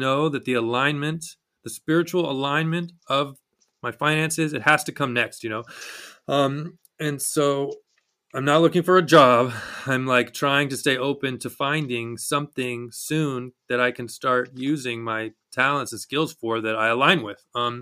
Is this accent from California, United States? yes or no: no; Texas, United States; I'm from Texas